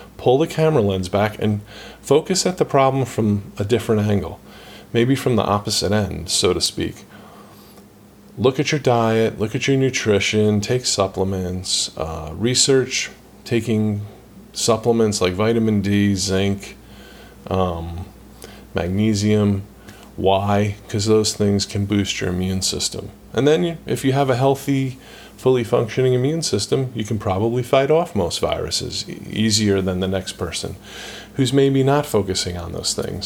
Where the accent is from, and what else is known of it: United States; born or raised there